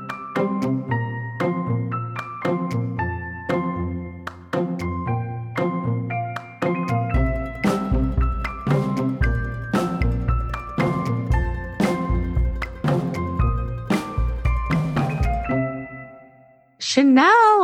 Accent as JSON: {"language": "English", "town": "Chicago", "region": "Illinois", "country": "United States", "tie": "born or raised there", "said": "I grew up in Chicago"}